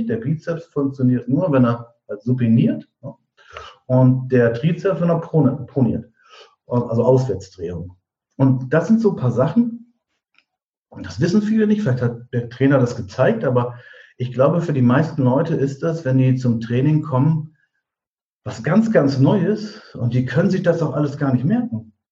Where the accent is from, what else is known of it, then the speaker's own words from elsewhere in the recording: Diepholz, Lower Saxony, Germany; Wir sind, weil wir in dem Ort, aus dem ich komme, aus Niedersachsen, äh, Diepholz heißt das, zwischen Bremen und Osnabrück